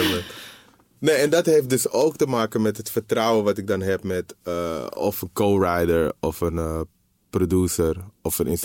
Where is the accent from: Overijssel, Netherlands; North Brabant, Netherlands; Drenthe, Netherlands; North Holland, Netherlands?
North Holland, Netherlands; Amsterdam; de, de, plek waar ik ben opgegroeid was in de jaren 80, 90 gewoon een andere plek dan het nu is, zeg maar. Het was gewoon minder... Eh, de Belmer, Zuidoost